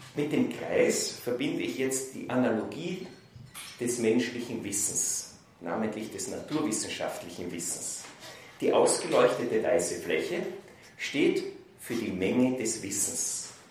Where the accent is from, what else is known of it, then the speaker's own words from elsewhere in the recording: Vienna, Austria; Ich bin in Wien aufgewachsen, dort ins humanistische Gymnasium gegangen